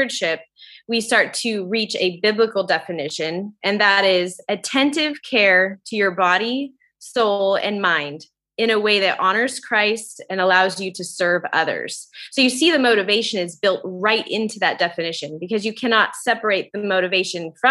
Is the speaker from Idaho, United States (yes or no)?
yes; Idaho, United States; moved away; I grew up in Idaho, and I find myself back here